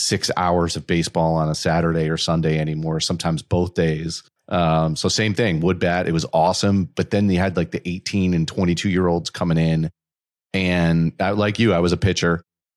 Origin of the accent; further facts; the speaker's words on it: New York, United States; So I'm originally from the New York area, went to school at Rhode Island undergrad.